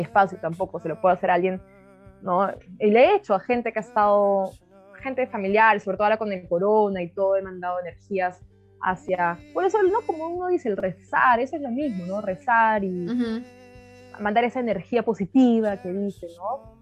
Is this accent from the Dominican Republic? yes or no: no; Peru; moved away as an adult; now in South Africa; yo también como ahí peruana, un restaurante yo chambeé duro